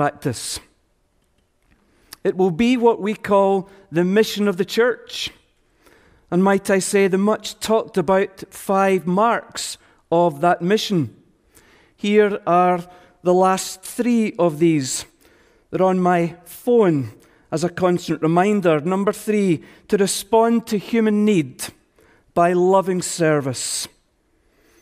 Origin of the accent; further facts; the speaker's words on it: Scotland, United Kingdom; we Scots